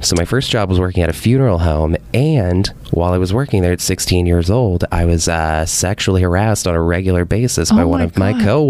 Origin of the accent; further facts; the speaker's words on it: Louisiana, United States; And I mean, I was like a young kid growing up in Louisiana, so like I had no idea like of like the vast like perspective that was going to end up happening